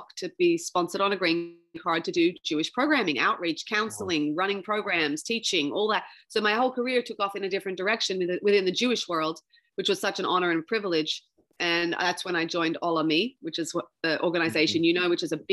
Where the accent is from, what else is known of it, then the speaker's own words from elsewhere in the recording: Sydney, New South Wales, Australia; grew up there